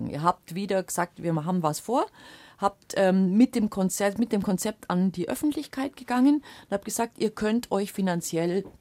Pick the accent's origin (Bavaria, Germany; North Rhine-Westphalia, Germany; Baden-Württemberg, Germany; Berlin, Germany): Baden-Württemberg, Germany; Leutkirch; dass dieses Stück von meiner Stadt, von meiner Heimatstadt, von meiner Region, dass das erhalten bleibt.